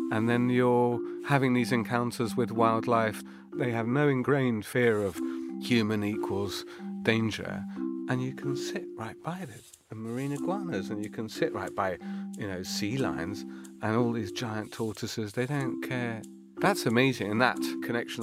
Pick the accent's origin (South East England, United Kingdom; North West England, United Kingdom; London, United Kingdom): London, United Kingdom; moved away as an adult; I grew up in Kew